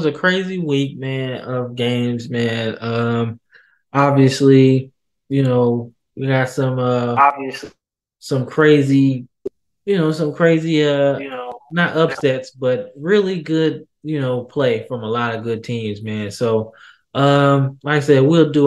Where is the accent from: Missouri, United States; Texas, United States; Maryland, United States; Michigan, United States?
Missouri, United States; St. Louis; I'm from St. Louis, Missouri